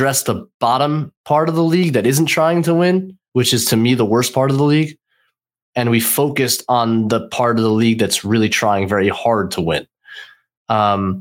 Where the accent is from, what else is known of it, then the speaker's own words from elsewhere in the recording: New York, United States; I'm a New Yorker